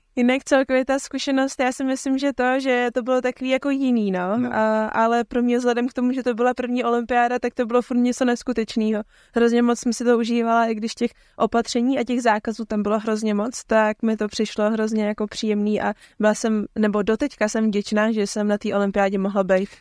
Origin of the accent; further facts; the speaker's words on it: Roudnice nad Labem, Ústí nad Labem Region, Czechia; já jsem vlastně rodě, do, rodačka z Roudnice